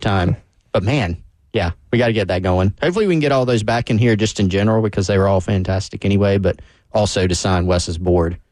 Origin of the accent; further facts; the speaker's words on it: Anderson, United States; moved away; back in my hometown in Anderson